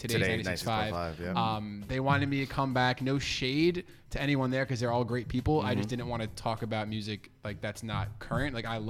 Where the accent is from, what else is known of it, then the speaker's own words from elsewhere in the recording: Long Island, New York, United States; moved away as an adult; now in Philadelphia, United States; I'm originally from Long Island, New York.